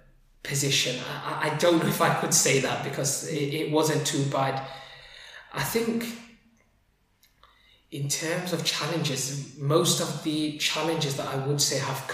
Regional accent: Sheffield, Yorkshire and the Humber, United Kingdom; also born or lived in Liverpool / Somalia / Yemen / Egypt; Liverpool. But I've grown up in Sheffield since my early years.

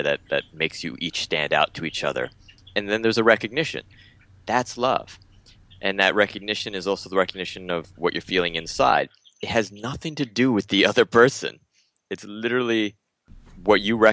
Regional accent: San Diego, California, United States; moved away as an adult; also born or lived in Mexico City, Mexico; now in Bali, Indonesia; I was born in Mexico City, and I moved when I was about 9 or 10 months old to the United States. Grew up in San Diego, California

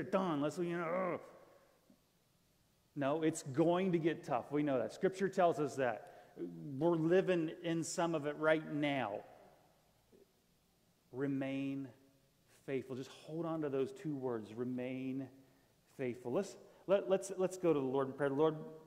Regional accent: Florida, United States; moved away; I'm from Florida

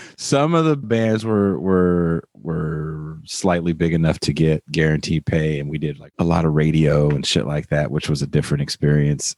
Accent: Richmond, California, United States; I'm from the hood. I'm from the inner city. I'm from Richmond, California

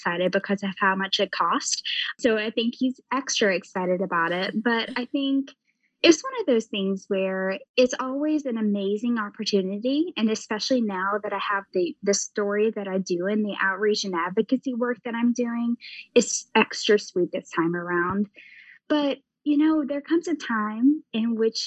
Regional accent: the South, United States; now in Ohio, United States; I grew up in the South

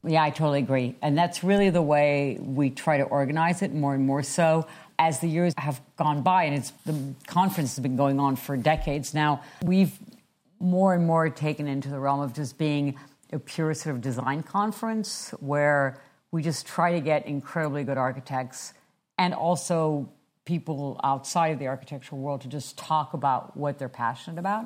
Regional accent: France; moved away; I am originally from France

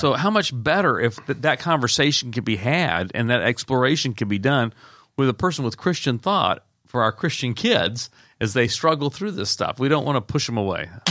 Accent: the South, United States; I grew up in the South

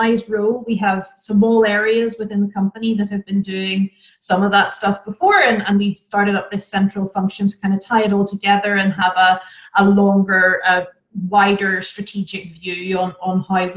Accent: Ireland; moved away as an adult; now in Germany; So I'm Irish and I have had the pleasure of living in several different countries as I've moved around with my career

